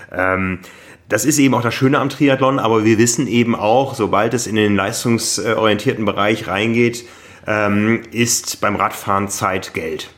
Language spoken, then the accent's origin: German; Osnabrück, Lower Saxony, Germany; ich bin in Osnabrück groß geworden.